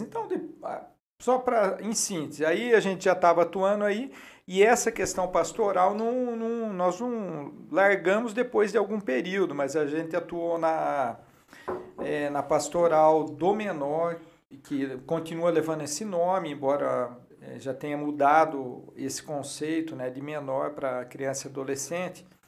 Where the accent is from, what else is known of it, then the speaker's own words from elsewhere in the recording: Campinas, São Paulo, Brazil; criança foi aqui em Campinas mesmo, na Vila Carlito